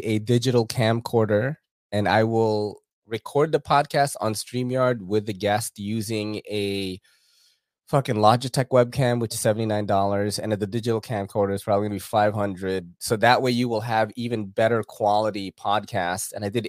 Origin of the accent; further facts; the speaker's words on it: Philippines; I am an island boy, actually, because I'm from the Philippines.